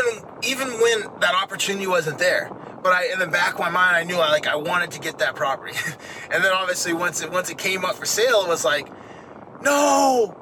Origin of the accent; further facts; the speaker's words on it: Maine, United States; the house that I grew up in Maine, my dad owned it